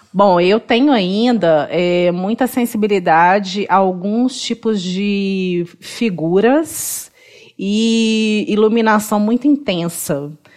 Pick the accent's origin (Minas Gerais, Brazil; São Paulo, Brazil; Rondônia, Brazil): Minas Gerais, Brazil; Belo Horizonte; sou mineira, sou de BH, nascida e criada em BH, né? E moro em BH